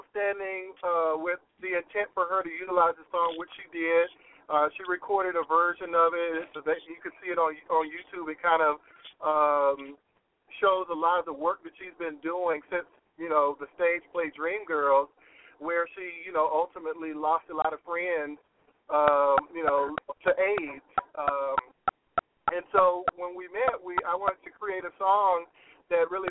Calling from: Texas, United States; I'm good. I, am in Texas, and and I uh, apologize.

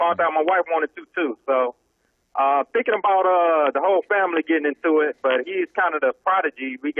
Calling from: Orlando, Florida, United States

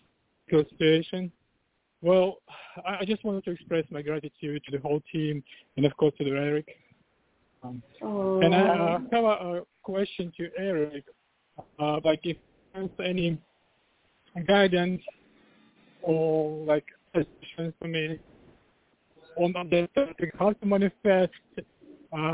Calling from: Virginia Beach, Virginia, United States; From Virginia, Virginia Beach.

